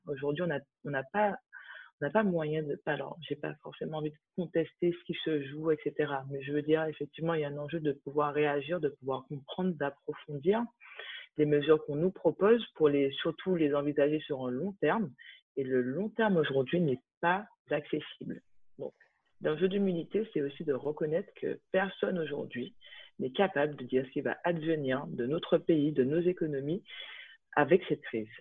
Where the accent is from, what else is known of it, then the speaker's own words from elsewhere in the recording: Martinique, France; now in Paris, France; moi, j'habite à Paris depuis euh, depuis dix ans. Je suis née en Martinique